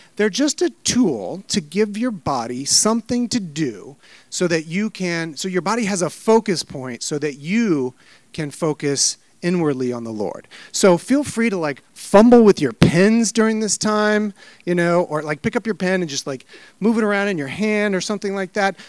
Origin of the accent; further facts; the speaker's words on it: Midwest, United States; now in Maryland, United States; I was raised in the Midwest and I love kind of coming back here. I live in Maryland now